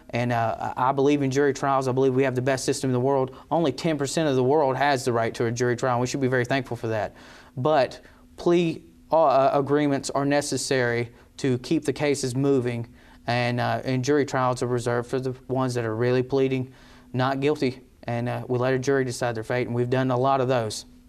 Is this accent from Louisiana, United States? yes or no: no; Eden, North Carolina, United States; I'm born and raised in Eden and Rockingham County, uh, so this is home.